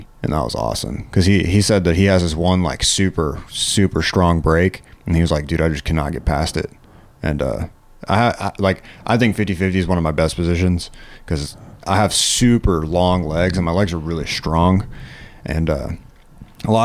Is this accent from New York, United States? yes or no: no; Mississippi, United States; Well, I'm from Mississippi, so.